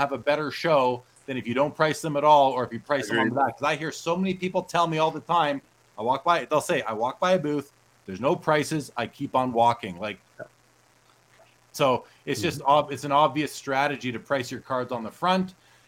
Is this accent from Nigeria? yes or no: no; Canada